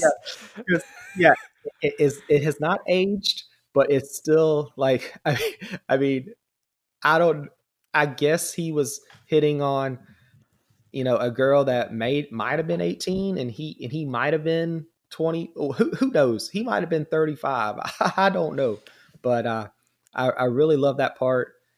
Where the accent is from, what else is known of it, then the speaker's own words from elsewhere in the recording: Georgia, United States; accent: southern drawl; I'm actually from Georgia